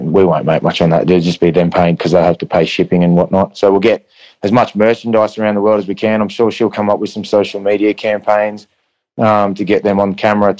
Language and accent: English; Goondiwindi, Queensland, Australia; moved away; I grew up in Gundawindi, it's 5 hours west of Brisbane.